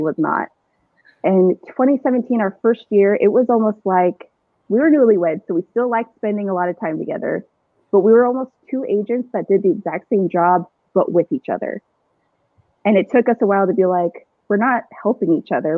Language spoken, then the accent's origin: English; Chandler, Arizona, United States; also born or lived in Gilbert, Arizona; I'm an Arizona native. I grew up in Chandler, Gilbert